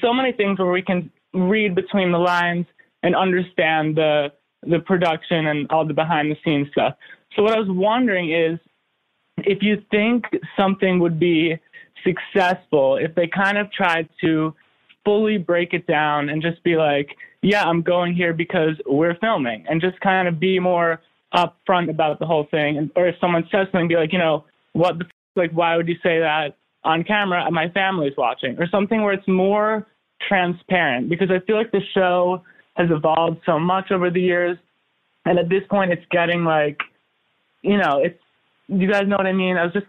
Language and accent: English; New York City, New York, United States; I'm from New York City.